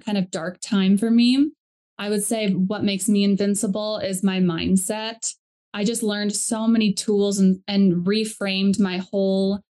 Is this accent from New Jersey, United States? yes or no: no; Colorado, United States; I grew up in Colorado